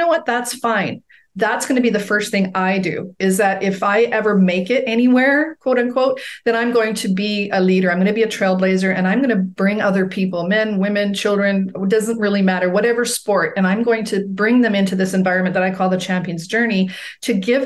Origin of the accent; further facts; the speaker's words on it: Edmonton, Alberta, Canada; my hometown of Edmonton, Alberta, Canada